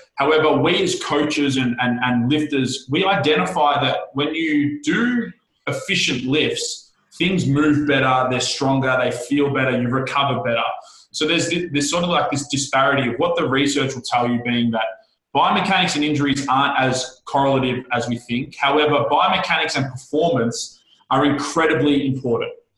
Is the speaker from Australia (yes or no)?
yes; Australia; I am the Australian podcast whore.